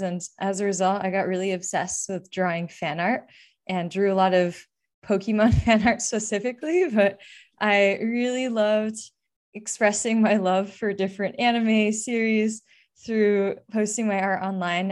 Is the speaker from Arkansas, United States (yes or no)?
no; Bay Area, California, United States; I grew up in the Bay Area